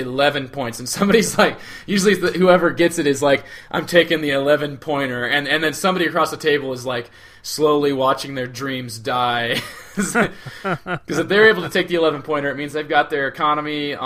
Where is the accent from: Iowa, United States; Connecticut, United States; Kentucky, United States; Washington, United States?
Iowa, United States; southeast; moved away as an adult; now in northwestern Iowa, United States; He and I grew up in towns that are literally right across the river from each other in southeast Iowa